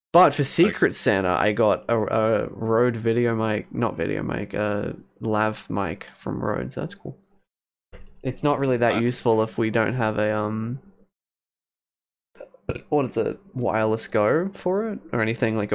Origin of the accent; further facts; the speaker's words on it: England, United Kingdom; I'm English, so I say crisps. I'm literally from the UK.